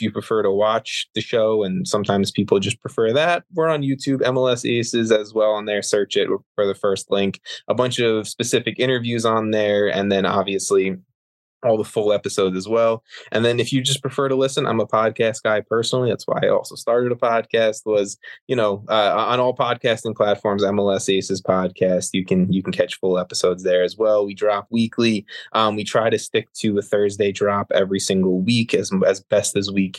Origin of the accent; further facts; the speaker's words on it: New York, United States; I'm from New York